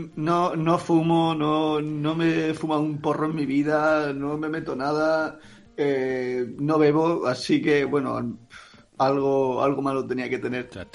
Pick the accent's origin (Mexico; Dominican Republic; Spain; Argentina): Spain; Jacarilla, Valencian Community; Yo eh, nací en Jacarilla, he vivido hasta la adolescencia, bueno, hasta la que me fui a la universidad, he vivido siempre allí en Jacarilla